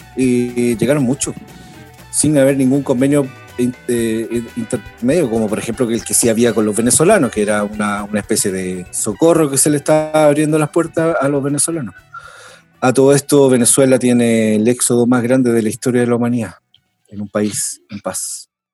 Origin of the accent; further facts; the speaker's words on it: Chile; also born or lived in Argentina; me vine de bebé por razones eh, geopolíticas. Nací en Argentina, pero mis padres son chilenos